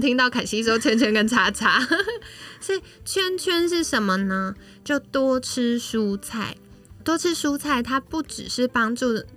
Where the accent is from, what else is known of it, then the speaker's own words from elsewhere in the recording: Taiwan; 我们台湾人